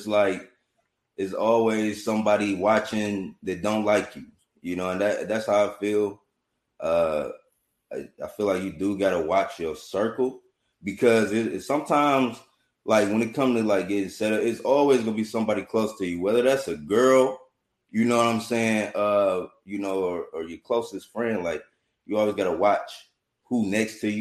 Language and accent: English; Detroit, Michigan, United States; I'm from Detroit